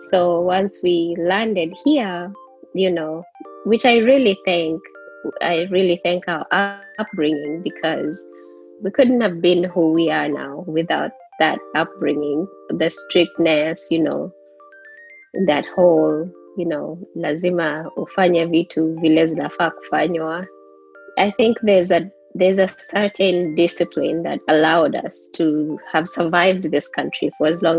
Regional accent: Langata, Nairobi, Kenya; now in United States; Um, born and bred in Kenya. Uh, lived in Langata for the longest. Then we moved to Komarock.

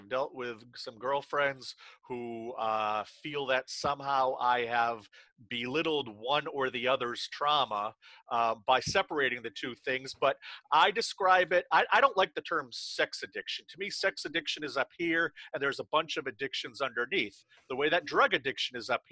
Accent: central Maine, United States; I launched a magazine here in my hometown in central Maine

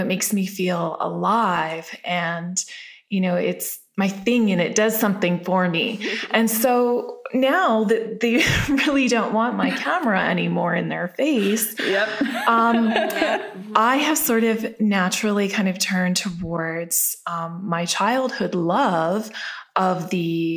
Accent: Calgary, Alberta, Canada; I grew up in Calgary, Alberta

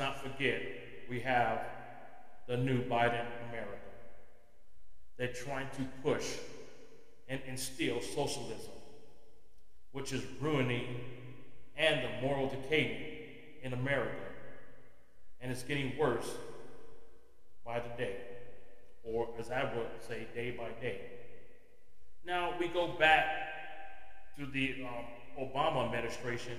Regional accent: United States; As an American

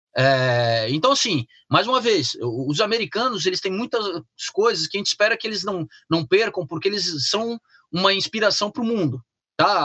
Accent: Brazil; moved away as an adult; also born or lived in Europe; a minha infância nos anos 90 no Brasil

